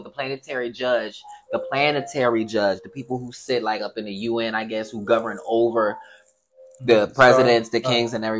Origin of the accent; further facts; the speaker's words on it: Chester, Pennsylvania, United States; I was raised in Chester